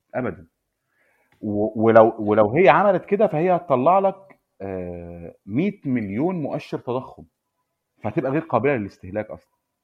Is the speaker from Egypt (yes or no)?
yes; Egypt; عندنا في مصر